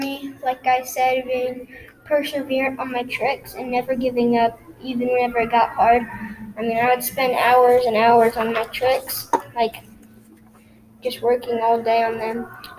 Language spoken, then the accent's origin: English; Appleton, Wisconsin, United States; also born or lived in Europe; I was born in Appleton, Wisconsin. Well, I was born in Europe, but then grew up in Appleton, Wisconsin.